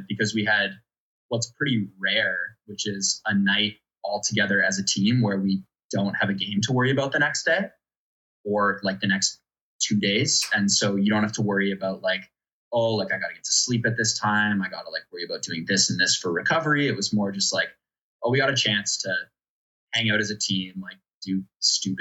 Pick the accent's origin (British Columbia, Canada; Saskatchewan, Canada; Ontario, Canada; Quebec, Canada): Ontario, Canada; London; I'm from London